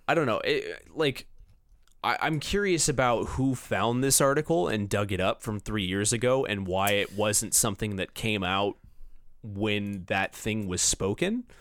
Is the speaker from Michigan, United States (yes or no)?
no; Orange County / Los Angeles, California, United States; L A and Orange County, which I'm like, that's my hometown